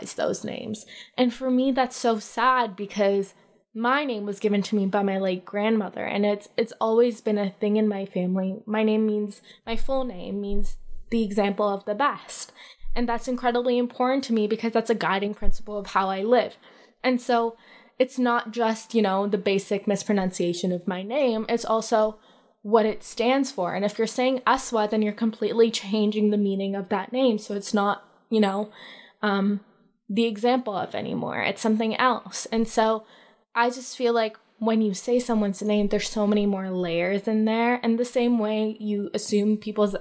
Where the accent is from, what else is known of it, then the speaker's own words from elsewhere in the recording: Mississauga, Ontario, Canada; also born or lived in Lahore, Pakistan / Ottawa; Mississauga, like, the Erin Mills area